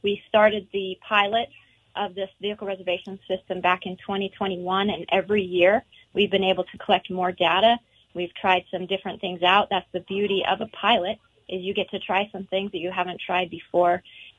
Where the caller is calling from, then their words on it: Montana, United States; I'm calling from Glacier National Park, where we've got a foggy, rainy day.